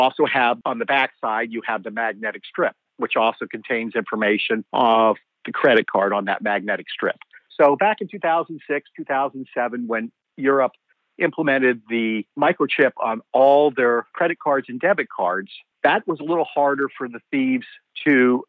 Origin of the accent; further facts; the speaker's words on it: Pennsylvania, United States; also born or lived in Canada; I was born in Canada. I came to the United States when I was 3 years old. My dad was a salesman, so we moved around quite frequently as he went to different territories. I feel my home is Pennsylvania.